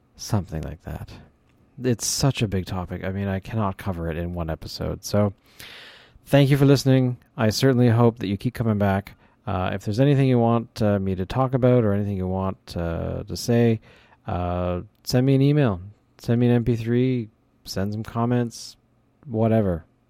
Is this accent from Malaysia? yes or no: no; Canada; I'm from Canada